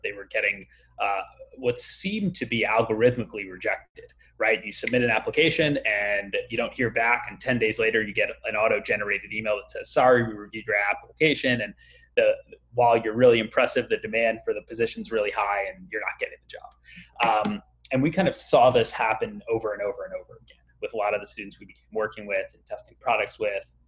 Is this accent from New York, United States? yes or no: yes; Long Island, New York, United States; I grew up in the suburbs of New York, um, so out in Long Island